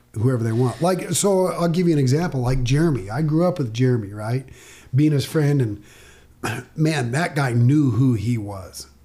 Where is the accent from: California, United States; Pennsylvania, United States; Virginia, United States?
California, United States; Yucca Valley; I grew up younger, Yucca Valley